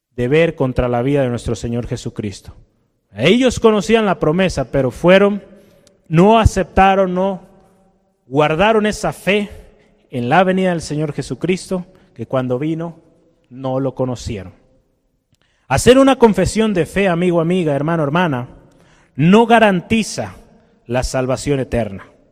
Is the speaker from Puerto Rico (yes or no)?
no; Mexico